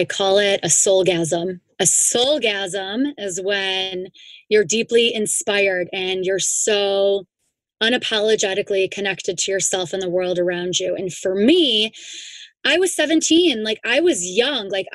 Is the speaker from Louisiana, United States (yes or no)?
no; Chicago, Illinois, United States; Moved back to Chicago. I'm from Chicago